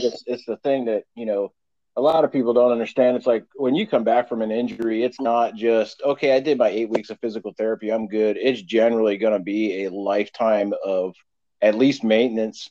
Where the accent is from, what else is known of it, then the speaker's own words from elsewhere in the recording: Pennsylvania, United States; I was born and raised in Pennsylvania